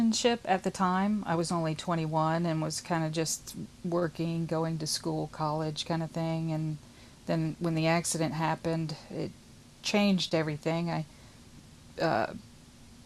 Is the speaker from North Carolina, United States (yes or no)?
no; Houston, Texas, United States; We're from the Houston area